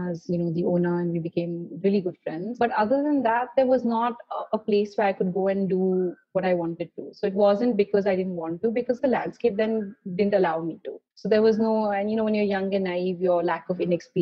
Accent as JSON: {"language": "English", "town": "Mumbai", "region": "Maharashtra", "country": "India", "tie": "born or raised there", "also_born_or_lived": "Paris, France", "said": "growing up in Mumbai"}